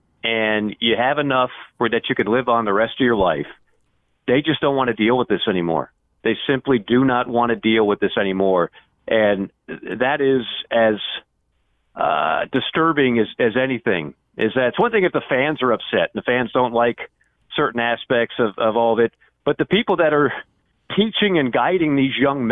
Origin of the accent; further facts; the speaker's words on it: the South, United States; I'm a Southerner